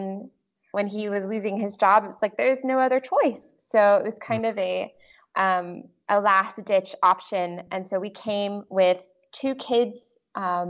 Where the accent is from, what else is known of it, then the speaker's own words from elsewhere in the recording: Greenville / Pickens, South Carolina, United States; The city that I'm from is called Greenville, and it's kind of an up-and-coming city in South Carolina, very beautiful.